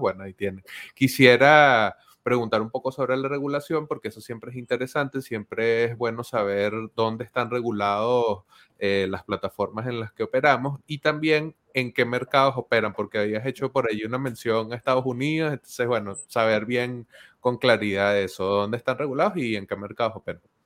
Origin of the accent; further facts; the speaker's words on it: Venezuela; yo estoy soy venezolano, estoy en Venezuela, he vivido el proceso de dolarización de la economía venezolana como parte de mi crecimiento hacia la edad adulta